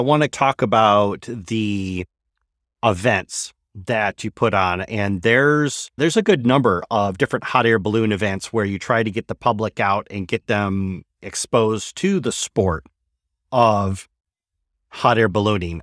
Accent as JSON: {"language": "English", "region": "Michigan", "country": "United States", "tie": "born or raised there", "moved": "yes"}